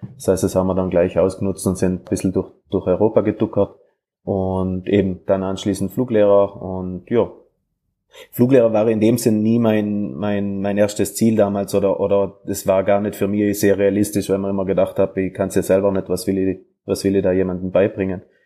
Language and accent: German; South Tyrol, Trentino-Alto Adige, Italy; moved away as an adult; also born or lived in Graz; now in Salzburg, Austria; ich bin ja Südtiroler, als ein Papier Italiener